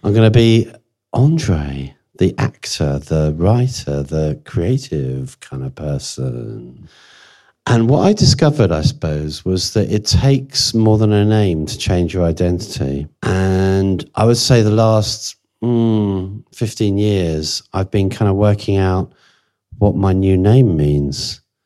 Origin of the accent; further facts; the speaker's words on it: Jersey; I was born in Jersey, which is kind of halfway to France anyway